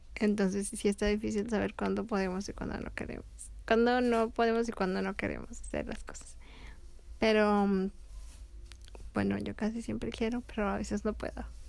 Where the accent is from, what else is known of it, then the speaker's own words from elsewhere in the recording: Mexico; como familia mexicana, pues los tres años o los 15 años son los que más ah, se festejan aquí en México